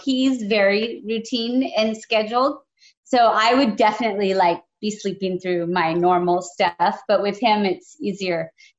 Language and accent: English; San Jose, California, United States; I grew up in San Jose.